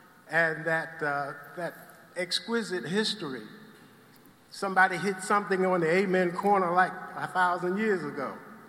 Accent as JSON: {"language": "English", "town": "Baltimore", "region": "Maryland", "country": "United States", "tie": "born or raised there", "also_born_or_lived": "Barnwell County, South Carolina", "said": "I'm raised here in Baltimore"}